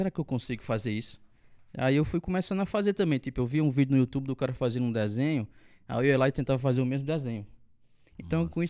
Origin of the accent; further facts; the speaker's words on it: Monteiro, Paraíba, Brazil; E eu sou natural de Monteiro, como eu falei. É, passei a minha infância toda aqui, sempre estudei em escola pública. E só depois de, da minha maioridade que eu fui passar um tempo em São Paulo.